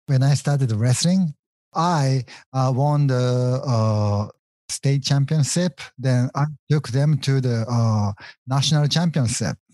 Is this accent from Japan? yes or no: yes; Japan; English is a second language; moved away as an adult; now in United States